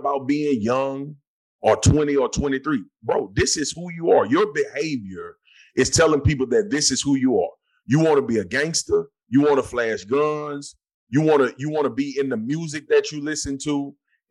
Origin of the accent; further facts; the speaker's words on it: Baton Rouge, Louisiana, United States; I grew up in Scotlandville, Louisiana